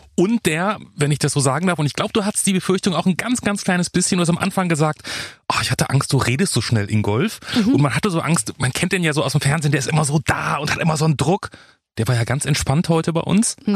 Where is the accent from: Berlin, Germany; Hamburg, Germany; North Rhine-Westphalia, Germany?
North Rhine-Westphalia, Germany; Bielefeld; ich komme aus Bielefeld